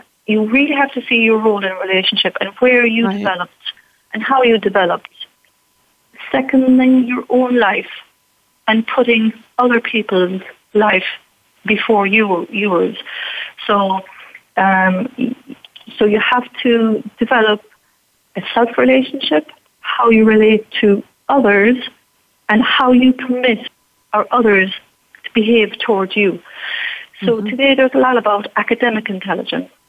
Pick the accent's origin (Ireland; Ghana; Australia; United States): Ireland; me being Irish, definitely we had an authoritarian society. At the time when I was brought up